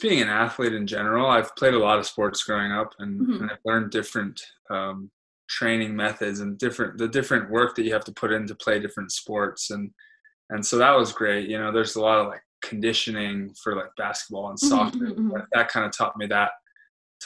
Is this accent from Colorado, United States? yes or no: no; Hawaii, United States; growing up in Hawaii